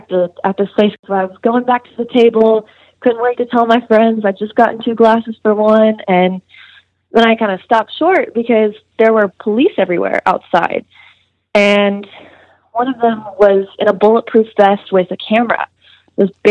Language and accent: English; Amarillo, Texas, United States; moved away as an adult; now in Austin, United States; I'm from Amarillo